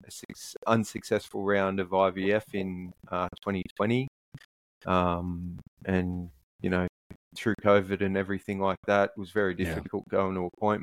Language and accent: English; Sydney, New South Wales, Australia; moved away as an adult; now in Brisbane, Australia; I'm from Sydney